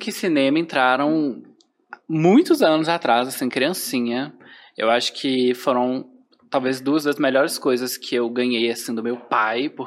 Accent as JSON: {"language": "Portuguese", "town": "João Monlevade", "region": "Minas Gerais", "country": "Brazil", "moved": "yes", "lives_now": "Belo Horizonte, Brazil", "said": "Eu sou de João Levade."}